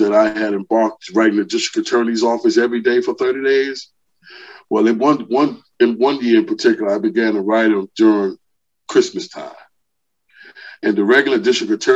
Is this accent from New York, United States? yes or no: yes; New York City, New York, United States; moved away as an adult; also born or lived in Queens, New York City; now in Georgia, United States; I was born in Queens, Hollis, Queens. And then I moved into Brooklyn in the late 70s, where I was raised off of Marcy Avenue in Brooklyn